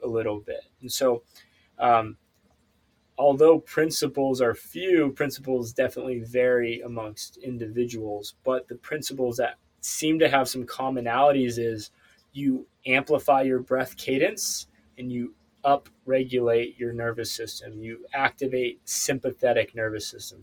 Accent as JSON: {"language": "English", "area": "Ozark Mountains", "region": "Northwest Arkansas", "country": "United States", "moved": "yes", "lives_now": "California, United States", "said": "I'm actually moving from California back home to Arkansas next month. Uh, so I'll be moving to Northwest Arkansas the Ozarks"}